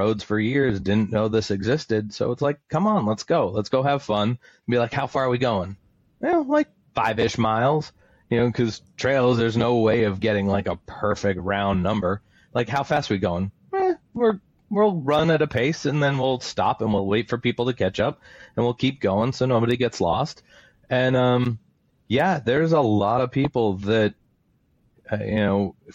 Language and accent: English; New Hampshire, United States; now in Florida, United States; Growing up in New Hampshire, I ran cross country